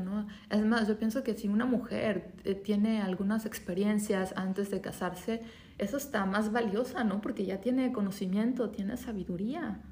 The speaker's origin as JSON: {"language": "Spanish", "country": "Mexico", "said": "yo soy mexicana"}